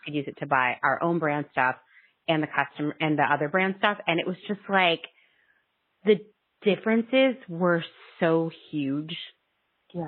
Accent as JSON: {"language": "English", "region": "Pennsylvania", "country": "United States", "tie": "born or raised there", "said": "I grew up in Pennsylvania"}